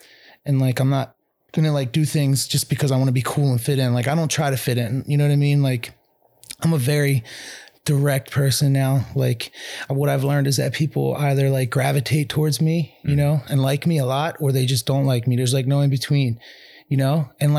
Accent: Ambler, Pennsylvania, United States; growing up in Ambler, it's like one of those towns that just sucks you

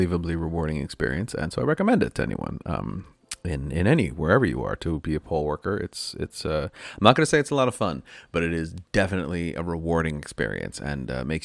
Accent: Wilmington, Delaware, United States; I was born and raised in Wilmington, Delaware

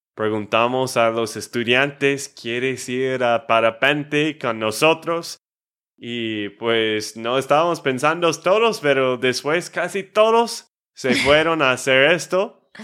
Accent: Texas, United States; de Texas, Estados Unidos

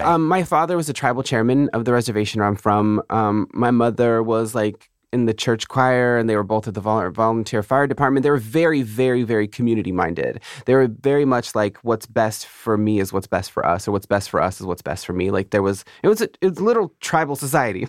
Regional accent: California, United States; I'm from an Indian reservation outside of San Diego.

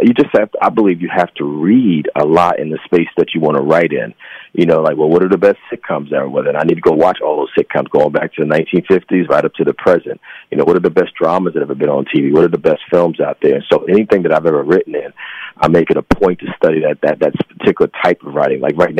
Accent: New Jersey, United States; born there; now in New York, United States; Well, Jersey. And I've lived in New York for almost 30 years.

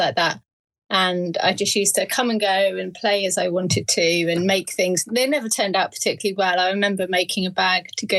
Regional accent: Surrey, South East England, United Kingdom; moved away as an adult; also born or lived in Berkshire / Hitchin / Midlands; Surrey born and bred, and then went to university

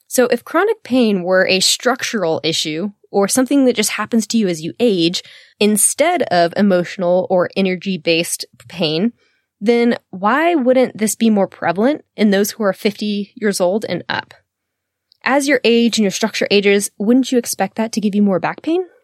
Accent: the South, United States; I'm from the South

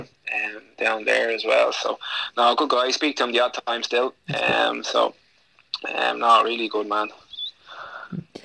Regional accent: Dublin, Leinster, Ireland; I grew up in Dublin, and I probably first memory was playing down in my local club, Verona

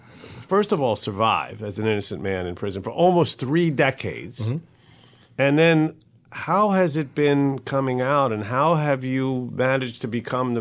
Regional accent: New York City, New York, United States; as a New Yorker and a human being

